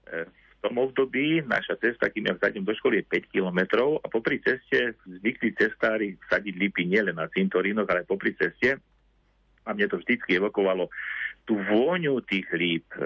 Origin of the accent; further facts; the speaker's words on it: Liptovské Revúce, Žilina Region, Slovakia; na základnej škole u nás v Litovských revúcach